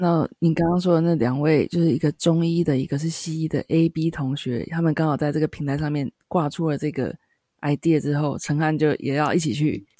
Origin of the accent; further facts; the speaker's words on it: Taiwan; 身为台湾人很骄傲。